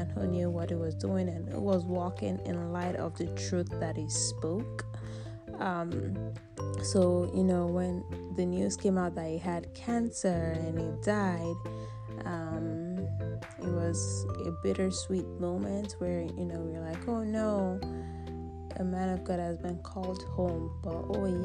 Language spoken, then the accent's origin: English; Nigeria; now in United States; I'm a Nigerian. My country